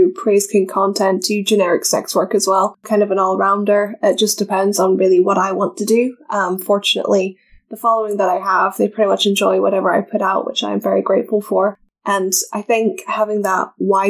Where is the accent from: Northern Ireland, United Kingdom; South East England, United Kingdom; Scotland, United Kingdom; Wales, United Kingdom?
Scotland, United Kingdom; accent: Scottish; Americans find my accent more appealing than other Scots